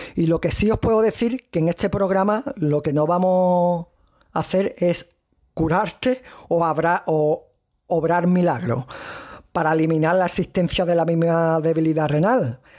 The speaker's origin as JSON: {"language": "Spanish", "area": "province of Cádiz", "region": "Andalusia", "country": "Spain", "accent": "strong Andalusian", "said": "soy español, andaluz, y de la provincia de Cádiz, como algunos podréis reconocer en el acento que tengo fuerte andaluz"}